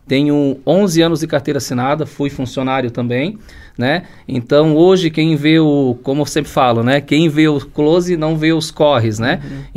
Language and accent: Portuguese; Blumenau, Santa Catarina, Brazil; meus pais eram do interior, eu nasci em Blumenau, Blumenau, mas um ano a gente morou no interior, então trabalhei um ano lá com eles estudando, né? Depois retornamos para Blumenau